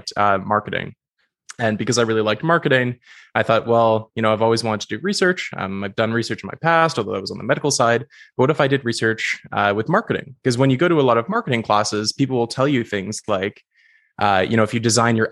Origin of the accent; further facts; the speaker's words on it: Goderich, Ontario, Canada; I grew up in a rural town called Goderich. It's like a small town on the shores